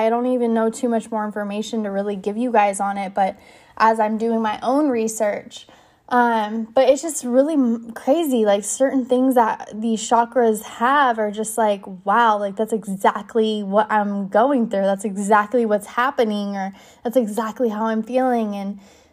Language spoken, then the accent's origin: English; California, United States; moved away; be back in my hometown